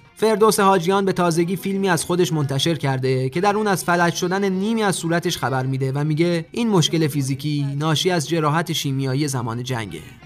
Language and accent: Persian; Iran; ما که ایرانی هستیم